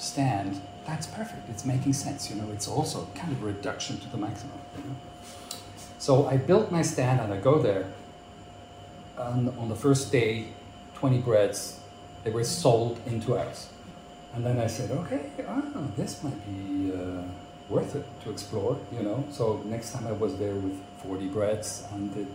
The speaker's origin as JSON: {"language": "English", "town": "Basel", "region": "Basel-Stadt", "country": "Switzerland", "tie": "born or raised there", "also_born_or_lived": "Hamburg, Germany / United States", "second_language": "English", "moved": "as an adult", "lives_now": "Zurich, Switzerland"}